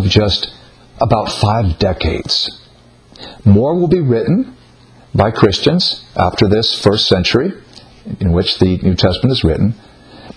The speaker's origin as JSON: {"language": "English", "country": "United States", "said": "I'm from the United States."}